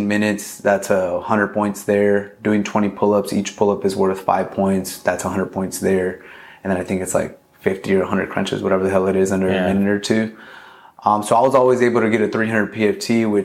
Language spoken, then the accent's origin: English; Long Beach, California, United States; also born or lived in Los Angeles, California; I grew up in Long Beach, North Long Beach, pretty much my whole life.